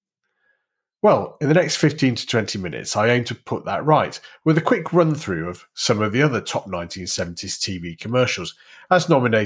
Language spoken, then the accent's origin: English; hometown of the Greenall Whitley brewery, North West England, United Kingdom; my hometown brewery, Green or Whitley